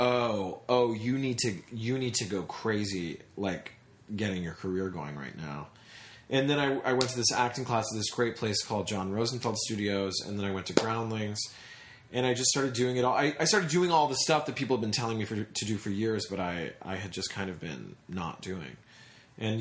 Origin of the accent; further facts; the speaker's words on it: Tennessee, United States; also born or lived in New York City; I was born in New York City, but then I moved to Tennessee when I was 4.